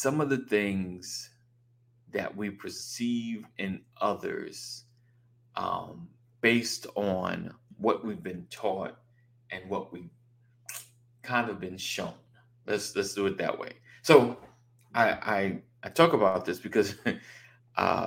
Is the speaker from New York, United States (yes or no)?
yes; New York, United States; born or raised there